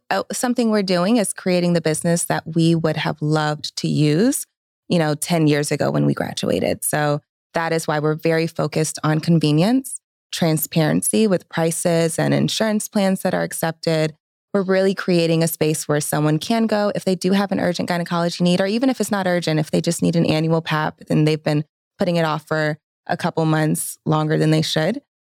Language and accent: English; Atlanta, Georgia, United States; I am born and raised in Atlanta or the metro Atlanta area for those that are very particular about that.